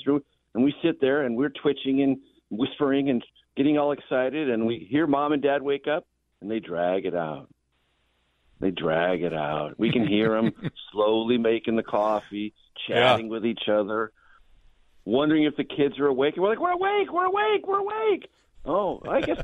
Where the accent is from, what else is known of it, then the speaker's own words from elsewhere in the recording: San Diego, California, United States; I was a child growing up in San Diego